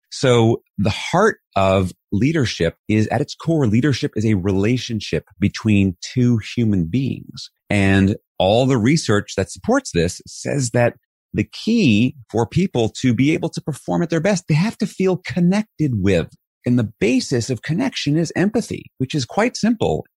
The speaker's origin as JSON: {"language": "English", "town": "New York City", "region": "New York", "country": "United States", "tie": "born or raised there", "said": "I was raised in New York City in Flushing, Queens"}